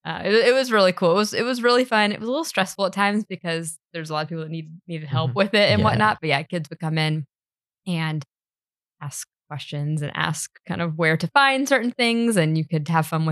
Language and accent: English; Birmingham, Alabama, United States; now in London, United Kingdom; I'm from Birmingham, Alabama, which is pronounced Birmingham, which is pronounced wrong from what I'm told by everyone here in the US